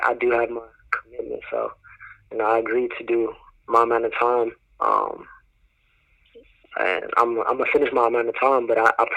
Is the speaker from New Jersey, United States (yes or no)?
yes; New Jersey, United States; now in North Carolina, United States; I was from the north, you know, I'm from Jersey